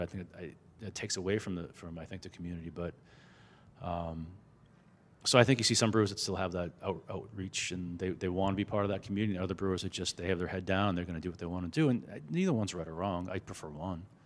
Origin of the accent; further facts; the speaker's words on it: Boston, Massachusetts, United States; growing up in the Boston area